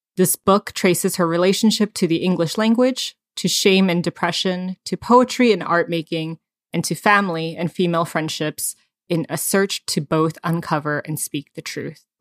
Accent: United States; I wasn't born here. I came here when I was three years old

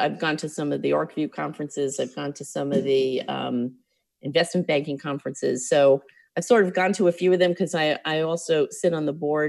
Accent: New York City, New York, United States; also born or lived in Long Island / Manhattan; I grew up in Brooklyn

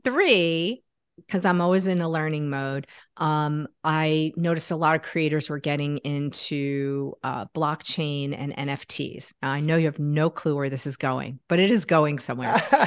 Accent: Connecticut, United States; now in Washington, D.C., United States; I'm from Connecticut, actually

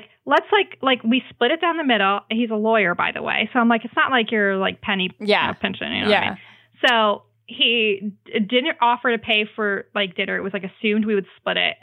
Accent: New Jersey, United States; moved away; I just went home to where I grew up in New Jersey to visit my mom for Mother's Day.

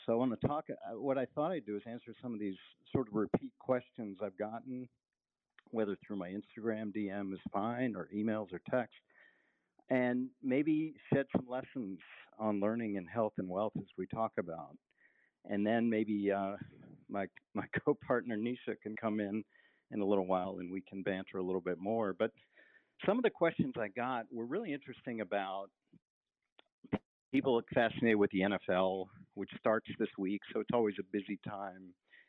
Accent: East Coast, United States; also born or lived in San Francisco; As I mentioned, I'm from the East Coast. I went to college on the West Coast. I lived out near Stanford, San Francisco for a while.

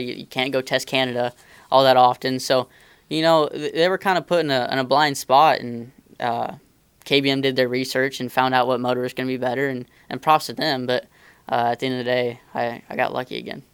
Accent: Indiana, United States; I grew up racing dirt cars around Indiana, um, non wing mini sprints and stuff like

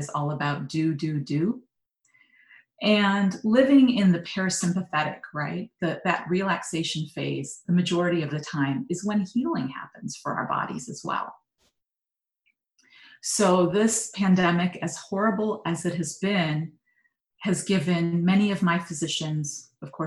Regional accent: Michigan, United States; I grew up in Michigan

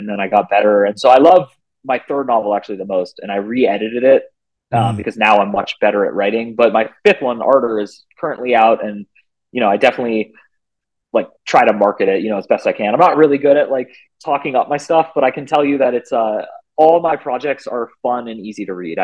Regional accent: Bay Area, California, United States; I'm from the Bay Area of California

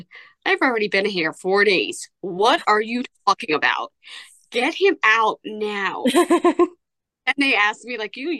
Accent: New York, United States; I am from New York

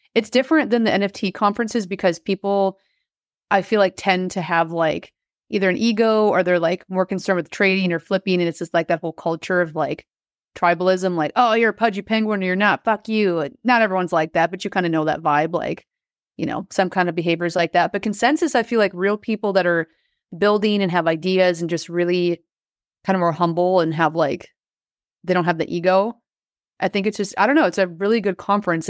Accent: Wisconsin, United States; I grew up in Wisconsin in the middle of nowhere

